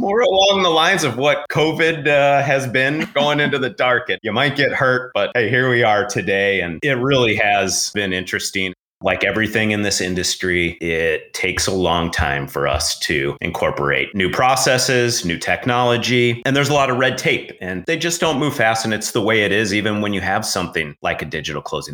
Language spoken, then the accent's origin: English; Denver, Colorado, United States; growing up in Denver